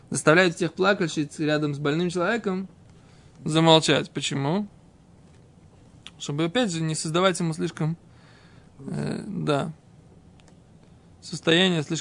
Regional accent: Israel; которого я как бы вырос здесь, в Израиле, грубо говоря. Ну, после того, как приехал в Израиль, меня не было здесь мамы с папой.

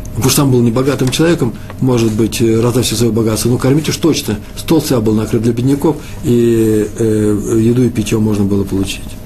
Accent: Moscow, Russia; now in Israel; Я из Москвы

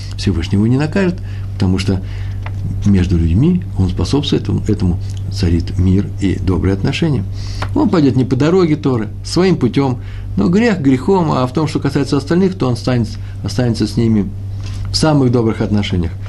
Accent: Russia; мое русское нутро, я из России, русскоговорящий человек

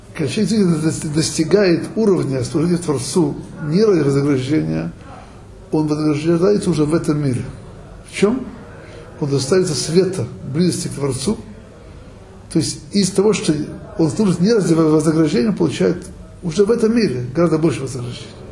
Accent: Odesa, Odesa Oblast, Ukraine; moved away; евреям, как я, который вырос в Одессе

